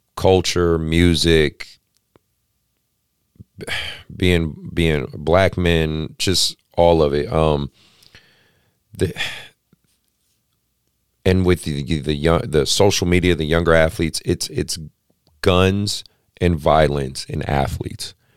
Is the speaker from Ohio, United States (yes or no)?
no; Oakland, California, United States; I grew up in Oakland.